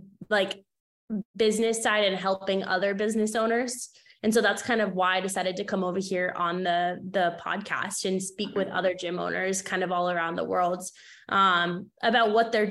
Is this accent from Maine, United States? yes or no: yes; Maine, United States; moved away as an adult; now in Orlando, United States; I moved from Maine, where I grew up and lived my entire life, down to Orlando to work for Disney.